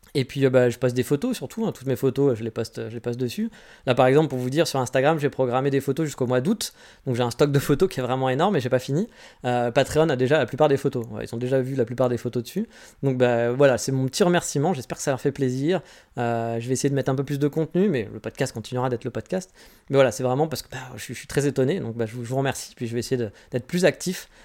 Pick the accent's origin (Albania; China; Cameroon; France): France; moved away as an adult; now in Japan; je suis né en France